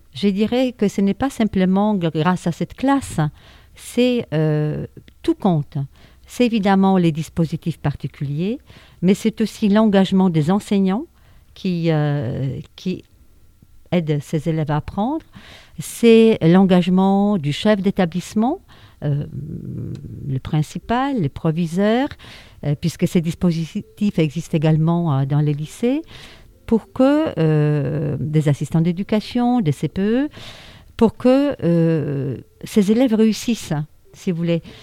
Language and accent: French; Warsaw, Masovian Voivodeship, Poland; French is a second language; moved away as an adult; now in France; je suis née à Varsovie, en Pologne